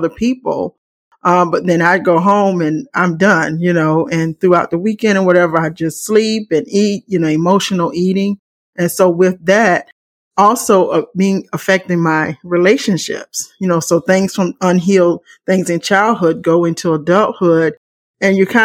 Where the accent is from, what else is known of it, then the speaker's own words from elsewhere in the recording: South Carolina, United States; moved away as an adult; also born or lived in Chicago area; now in Chicago, United States; I'm from South Carolina, and I'm now in the Chicago area